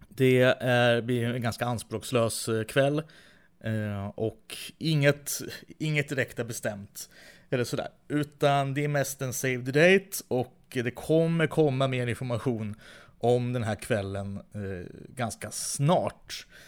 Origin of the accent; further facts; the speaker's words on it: Västerås, Västmanland, Sweden; i Västerås där jag växte upp